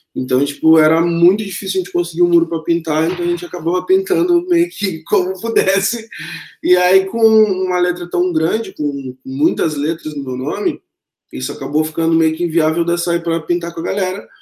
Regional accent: Pelotas, Rio Grande do Sul, Brazil; moved away as an adult; nascido dia 13 de 9 de 1985, em Pelotas, onde eu residi até três anos atrás, onde fiz minha formação também escolar, acadêmica. Eu quase nunca saí de lá, eu sou pelotense nato demais

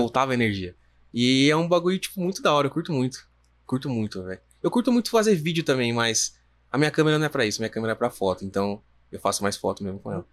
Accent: Jundiaí, São Paulo, Brazil; a gente é de Jundiaí

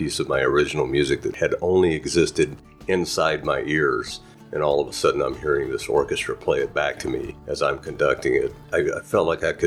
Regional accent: West Texas, United States; I started in middle of West Texas desert, little tiny town with about zero culture. And I escaped at the age of 18

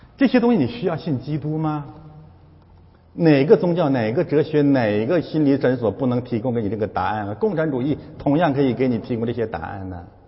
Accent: China; moved away as an adult; 我们中国人怎么这么有智慧啊？

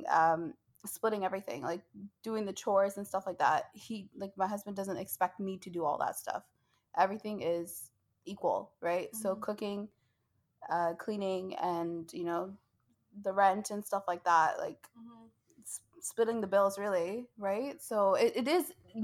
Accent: Canada; I was born here in Canada

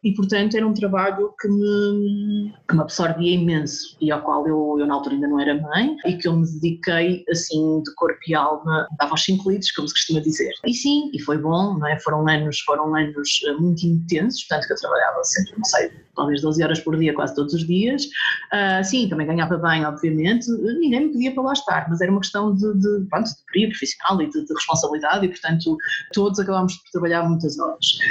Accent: Lisbon, Portugal; now in northern Portugal; eu nasci em Lisboa, mas meus pais são, são de cá do Norte

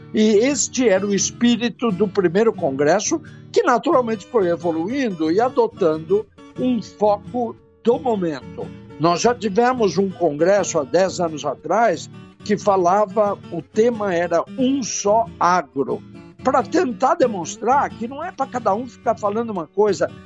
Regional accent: Brazil; nós, ah, como brasileiros

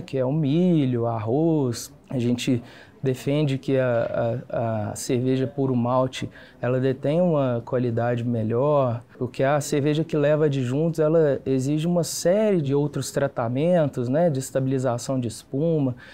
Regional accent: Campo Belo, Minas Gerais, Brazil; now in Belo Horizonte, Brazil; Sou do interior, sou de Campo Belo, interior de Minas

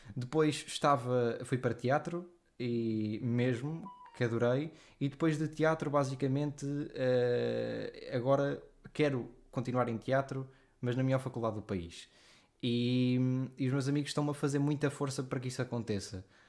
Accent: Leiria, Leiria District, Portugal; moved away as an adult; also born or lived in Lisbon / Guimarães; eu sou de Liria

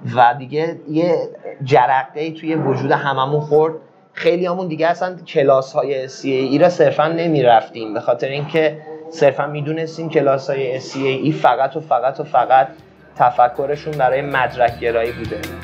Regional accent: Iran

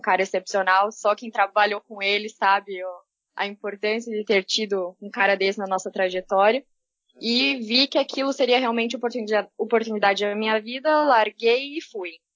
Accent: Curitiba, Paraná, Brazil; sou de Curitiba

